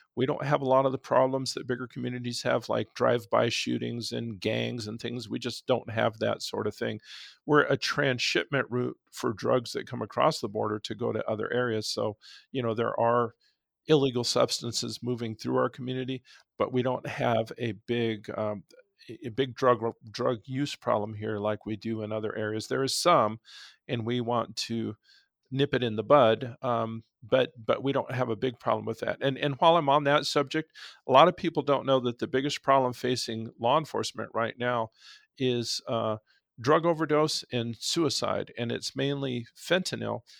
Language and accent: English; Nogales, Arizona, United States; also born or lived in Tucson; I've grown up here, I was born in Nogales